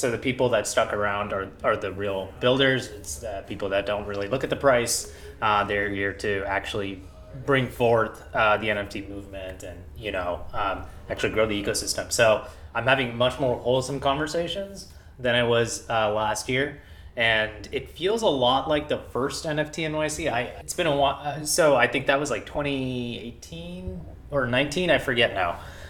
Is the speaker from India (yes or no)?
yes; India; now in United States; So I'm an immigrant from India. I moved to the US with my family in 1999.